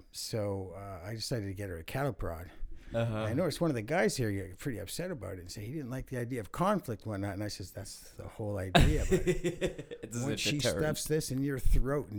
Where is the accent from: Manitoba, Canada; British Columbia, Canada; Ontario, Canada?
British Columbia, Canada; Vancouver; moved away; also born or lived in Alberta; I grew up here in the East Van. I was born back in 63